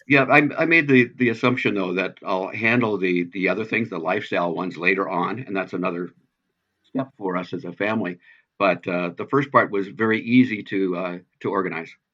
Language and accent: English; Pacific Northwest, United States; I'm from the Pacific Northwest